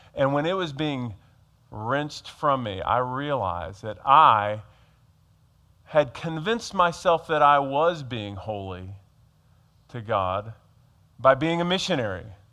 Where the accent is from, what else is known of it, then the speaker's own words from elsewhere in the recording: Georgia, United States; now in Harrisburg, United States; I grew up in Georgia